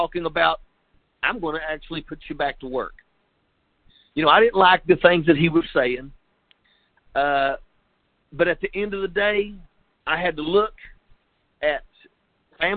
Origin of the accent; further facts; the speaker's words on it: Logan County, West Virginia, United States; moved away as an adult; also born or lived in Rochester, Minnesota; I was raised in Logan County, West Virginia